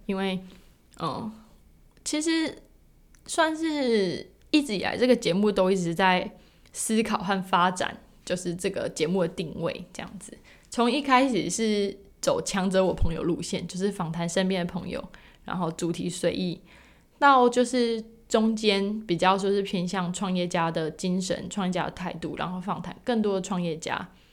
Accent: Taiwan; 特别如果你身为台湾人

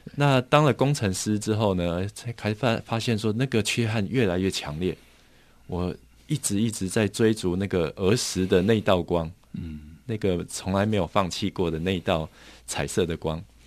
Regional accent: Taiwan; 我们台湾这边

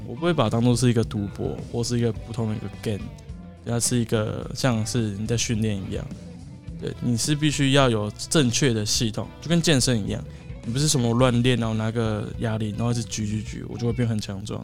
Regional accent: Kaohsiung, Taiwan; 我跟他，我们都是高雄人

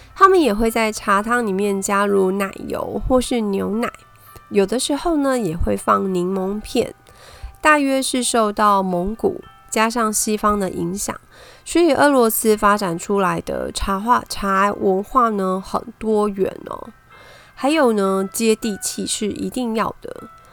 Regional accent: Taipei, Taiwan; 我是台北人

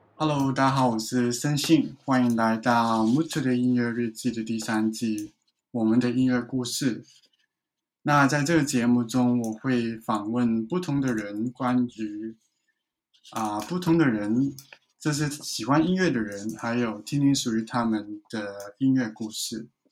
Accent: Hong Kong; 因为我自己是香港人

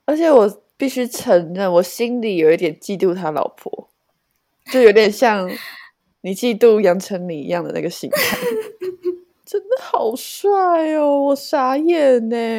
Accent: Taoyuan, Taiwan; 因为我是桃园人

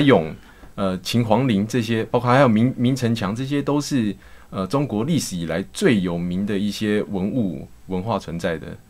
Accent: Hualien County, Taiwan; moved away as an adult; now in Shanghai, China; 我是，呃，来自花莲

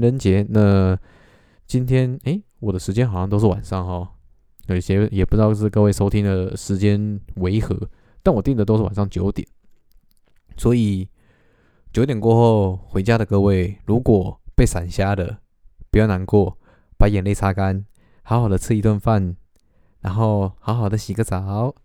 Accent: Taiwan; 林北喜台湾郎，但是我不太会讲台语

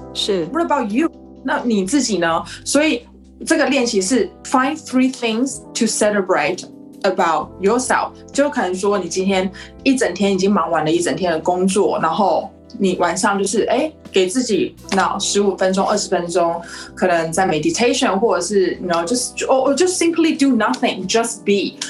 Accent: Taipei, Taiwan; moved away as an adult; now in Melbourne, Australia; 我是来自台湾，台北，嗯，you know，台北，特别是富有，富有音乐出身的，OK。我只是现在定居在，在墨尔本而已，所以我还是台湾人

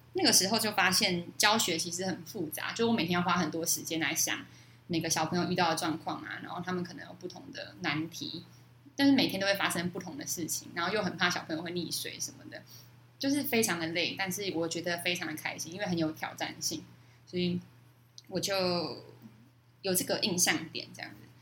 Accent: Yonghe, New Taipei, Taiwan; moved away as an adult; now in Dongyin, Taiwan; 之前住在永和

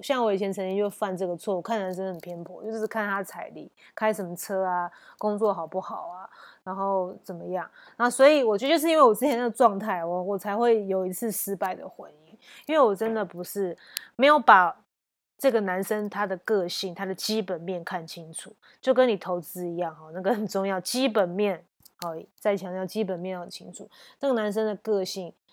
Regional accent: Taiwan; 我们环境，台湾环境也关系吧

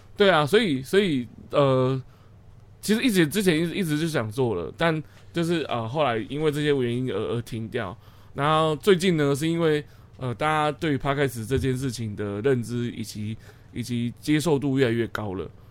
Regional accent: Changhua County, Taiwan; 我们是彰化人。对，我们都是彰化人，就是土生土长在地的彰化人

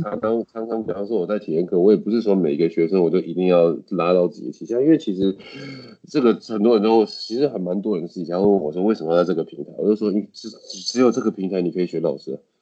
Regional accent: Taiwan; 就像我们台湾口音一样的道理啊，我跟你的口音，中文的口音也不一样啊

